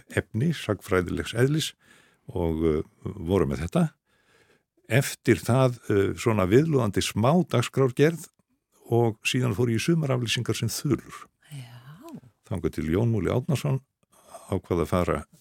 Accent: Reykjavík, Capital Region, Iceland; also born or lived in Skagafjörður (ancestry); ég er nú einfallega bara reykingur

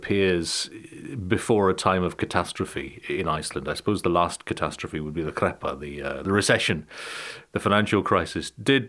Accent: Inverness, Scotland, United Kingdom; I'm from Inverness in the UK, so was born very close to where Nessie is supposed to live, in those deep waters.

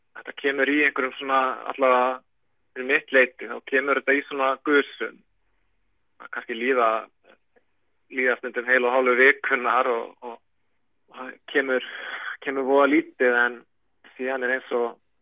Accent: Reykjavík, Capital Region, Iceland; moved away as an adult; now in Akureyri, Iceland; ég er 8 ára litjum til Reykjavíkur og þetta eru, þetta eru rúm 20 ár sem ég býð fyrir sunnan

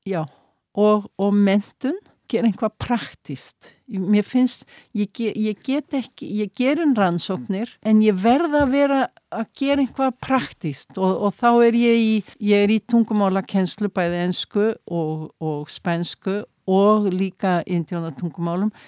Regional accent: Iceland; now in Mexico; ég er Íslendingur

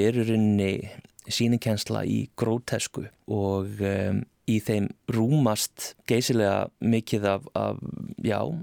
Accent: Iceland; Við erum greinilega Íslandingar

